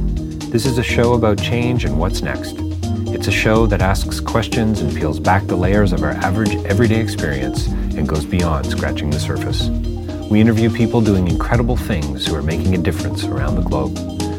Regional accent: Canada; I have to say, as a Canadian, just so you know, I'm going to be 50 next week.

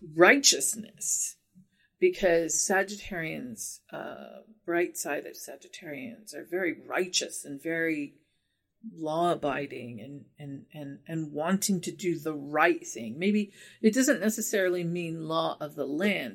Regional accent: United States; I'm an American

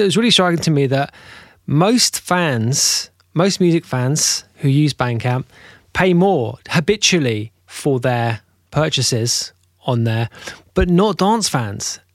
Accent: United Kingdom; I'm a Brit too

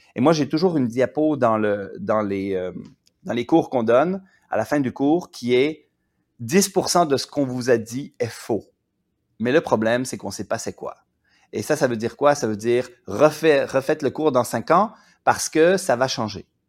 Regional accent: Quebec, Canada; je viens du Québec. Et au Québec, on a beaucoup moins la hiérarchie

